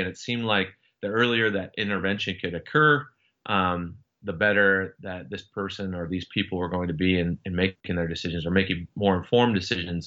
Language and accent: English; Seattle, Washington, United States; moved away as an adult; I, I grew up in Washington State for the most part, uh, from the Seattle area